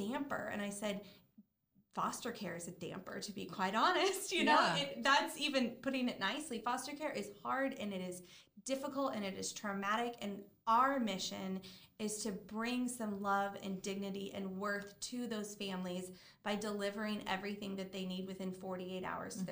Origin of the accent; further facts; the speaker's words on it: Midwest, United States; moved away as an adult; now in South Florida, United States; I grew up in the Midwest, but I've lived here since 2009